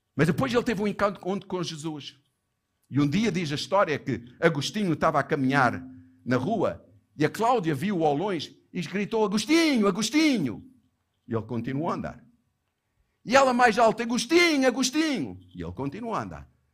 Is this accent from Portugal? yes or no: no; Johannesburg, Gauteng, South Africa; Eu lembrei-me da igreja onde eu cresci, onde a minha santa e bendita mãe me levava à força, quando eu era miúdo, para aquela igreja em Joanesburgo